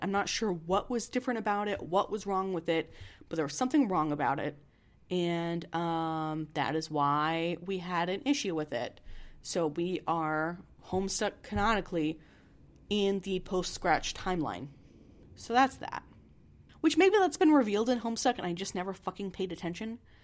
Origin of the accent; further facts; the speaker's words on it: Missouri, United States; I'm from Missouri